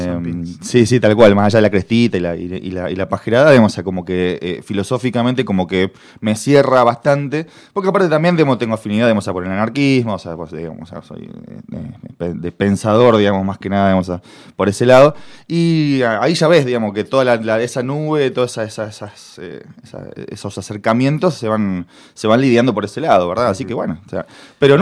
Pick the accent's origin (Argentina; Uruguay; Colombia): Argentina; Puerto General San Martín, Santa Fe; moved away as an adult; also born or lived in Rosario, Argentina; now in Córdoba, Argentina; me crié en Puerto San Martín, que queda, es una ciudad que queda a cuarenta kilómetros de, de Rosario